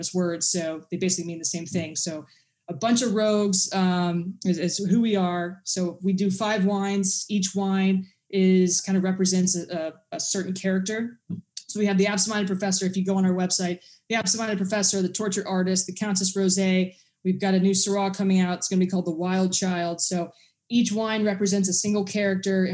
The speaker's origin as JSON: {"language": "English", "region": "England", "country": "United Kingdom", "said": "I'm actually English"}